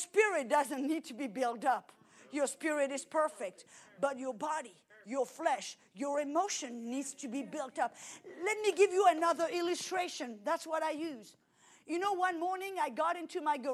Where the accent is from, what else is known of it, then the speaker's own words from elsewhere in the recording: France; now in United States; I came to America. I'm French, but I'm an American